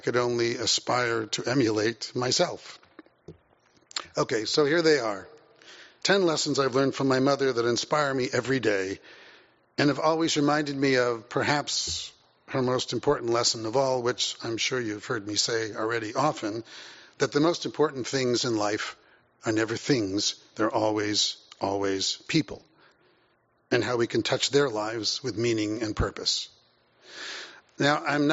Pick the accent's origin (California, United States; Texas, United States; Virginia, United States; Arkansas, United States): California, United States; Santa Monica; also born or lived in Sacramento; we moved to Sacramento in 1965 from Santa Monica, where, by the way, I had just finished 10th grade right here at Semel High